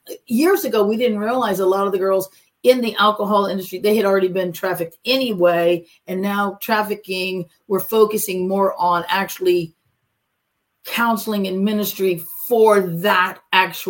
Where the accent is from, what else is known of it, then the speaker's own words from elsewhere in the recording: Cape Coral, Florida, United States; also born or lived in Fort Myers; I'm actually from Florida, and then I did graduate high school in Fort Myers